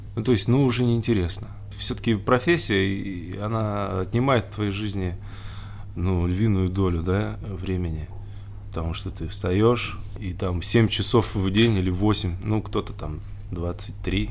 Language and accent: Russian; Siberia, Russia; now in Moscow, Russia; мы же все из Сибири